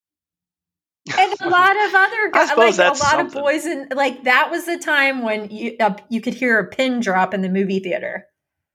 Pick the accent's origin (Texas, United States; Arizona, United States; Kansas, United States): Kansas, United States; Western; growing up in Western Kansas